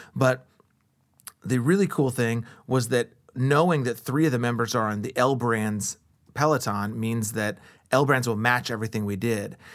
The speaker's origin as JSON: {"language": "English", "town": "Columbus", "region": "Ohio", "country": "United States", "tie": "born or raised there", "said": "I grew up on the East Side, too, like I said, The neighborhood I was raised in and the neighborhood I live in now"}